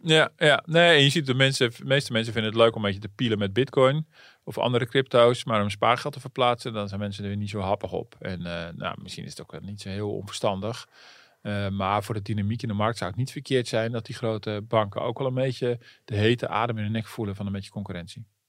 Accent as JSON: {"language": "Dutch", "country": "Netherlands", "said": "als Nederlanders"}